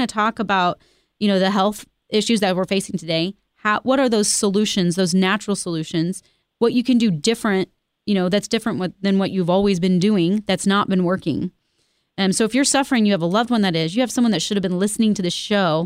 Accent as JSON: {"language": "English", "town": "Independence", "region": "Missouri", "country": "United States", "tie": "born or raised there", "said": "I grew up here. I grew up out in East Independence. And Kansas City is my home"}